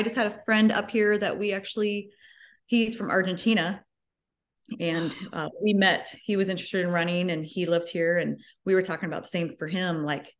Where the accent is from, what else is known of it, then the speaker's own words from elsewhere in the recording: Ogden, Iowa, United States; I grew up about 30 minutes from where I live right now, so I haven't wandered too far. Small town of 2,000 people.